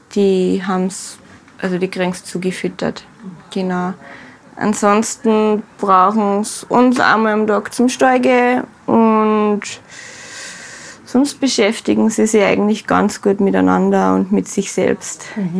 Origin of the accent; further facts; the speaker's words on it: Austria; bei uns in Österreich